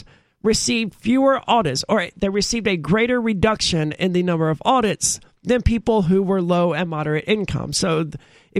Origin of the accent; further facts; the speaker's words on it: United States; I'm an American